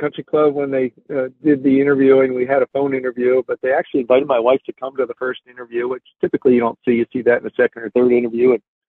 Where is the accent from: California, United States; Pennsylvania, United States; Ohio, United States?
Pennsylvania, United States; Haverford; It was the next town over from where we grew up in Haverford.